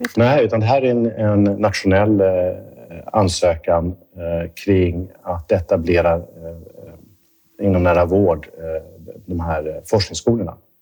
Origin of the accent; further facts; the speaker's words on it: Stockholm, Stockholm County, Sweden; moved away as an adult; now in Gothenburg, Sweden; jag kommer från Stockholm, är uppvuxen där och, och jobbat där större delen av mitt liv på Karolinska